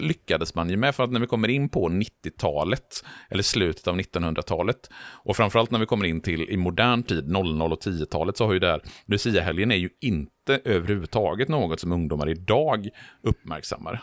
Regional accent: Borås, Västra Götaland, Sweden; i Borås, där jag växte upp

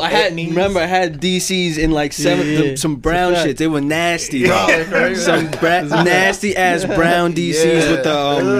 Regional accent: New York City, New York, United States; I was born in Staten Island Hospital.

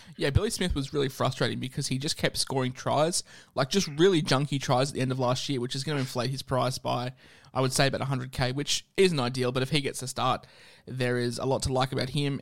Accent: Queensland, Australia; as a Queenslander

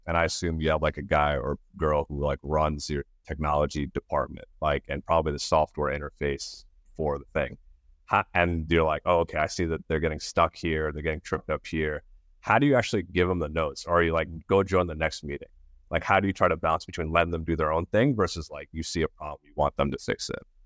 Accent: New York, United States; I grew up in New York

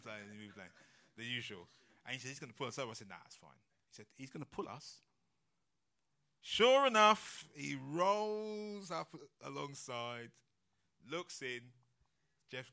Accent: London, United Kingdom; we're from London

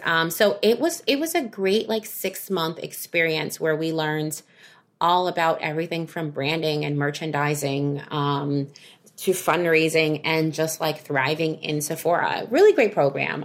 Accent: New York, United States; I am a New Yorker

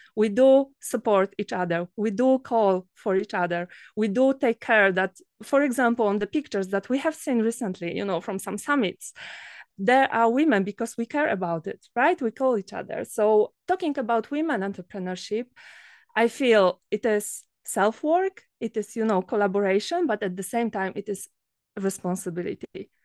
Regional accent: Poland; from Poland

